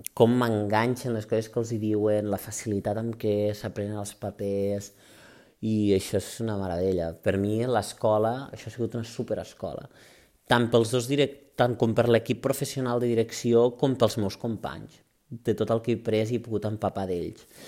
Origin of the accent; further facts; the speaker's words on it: Urgell, Catalonia, Spain; dos urgellents de pura raça com som l'Alba Segarra i jo